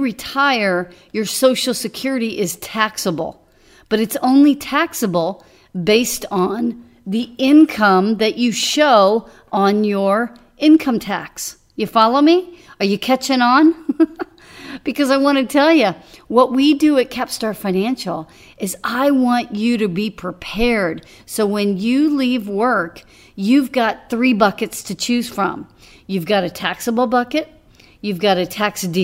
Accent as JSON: {"language": "English", "town": "Dallas", "region": "Texas", "country": "United States", "tie": "born or raised there", "moved": "yes", "said": "I grew up in Dallas, and when I was growing up, I would drive from the Louisville area, the Denton area"}